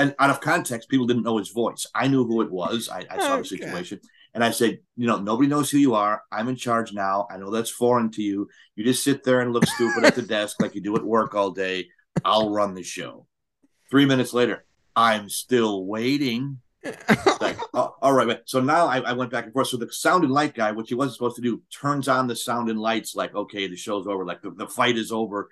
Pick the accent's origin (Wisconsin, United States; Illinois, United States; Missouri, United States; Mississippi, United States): Wisconsin, United States; Milwaukee; Milwaukee is my hometown